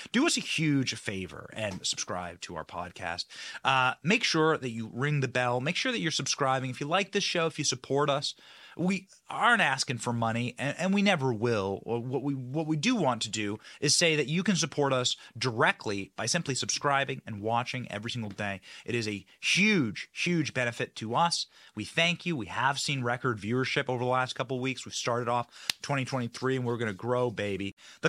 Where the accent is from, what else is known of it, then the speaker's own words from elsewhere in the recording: Iowa, United States; I was raised in Iowa. I went to school at the University of Iowa.